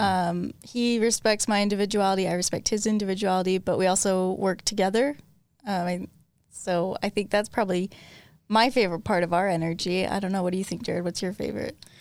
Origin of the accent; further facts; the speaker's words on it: Logan, Utah, United States; I grew up in Logan, Utah, which is total opposite end of Saint George